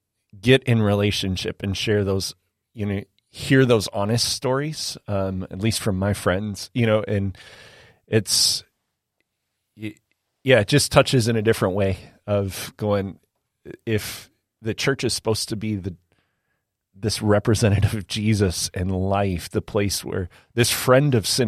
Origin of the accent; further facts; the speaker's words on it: Illinois, United States; growing up in the South Chicago suburbs, I'm like, all right, cool, you got me.